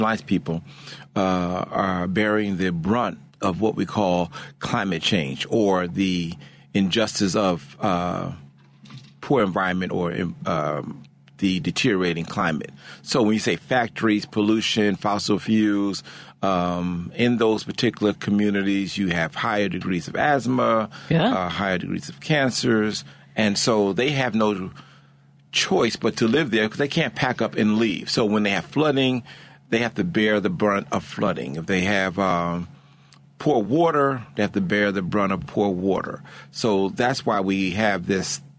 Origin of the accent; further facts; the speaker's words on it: Newark, New Jersey, United States; moved away as an adult; also born or lived in Atlantic City / Louisiana; now in Chicago, United States; I grew up in Newark, went to school in South Jersey, lived in Atlantic City for quite a few years